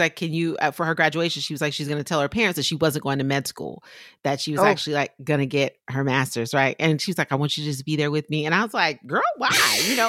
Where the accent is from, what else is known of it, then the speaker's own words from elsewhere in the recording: South Carolina, United States; I'm from South Carolina.